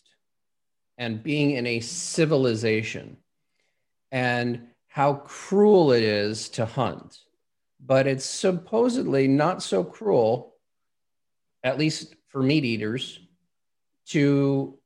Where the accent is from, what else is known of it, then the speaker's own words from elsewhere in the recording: Los Angeles, California, United States; I grew up in Los Angeles, not really a big hunting area